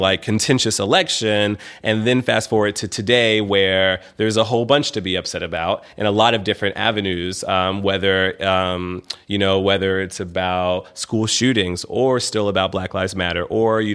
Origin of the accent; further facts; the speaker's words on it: Memphis, Tennessee, United States; moved away as an adult; also born or lived in Atlanta; growing up in Memphis